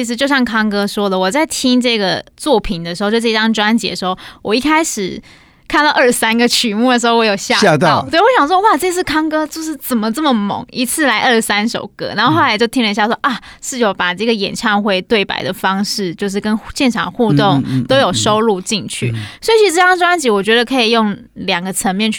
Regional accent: Kaohsiung, Taiwan; 我也是高雄人的

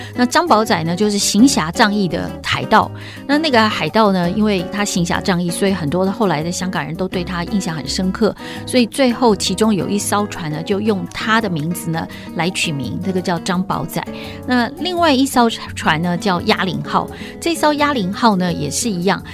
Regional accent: Taipei, Taiwan; 因为我是台北人

